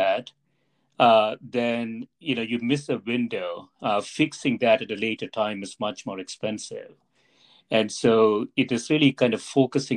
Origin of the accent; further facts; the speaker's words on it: India; now in United States; I grew up in India